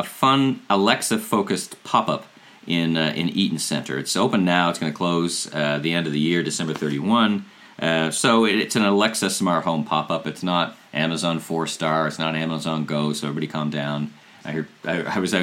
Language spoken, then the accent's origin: English; Ottawa, Ontario, Canada; I'm from Ottawa